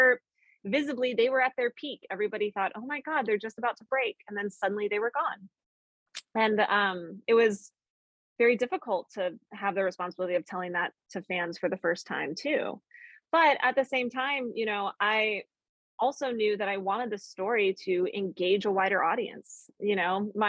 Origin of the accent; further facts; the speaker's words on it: Colorado, United States; growing up in Colorado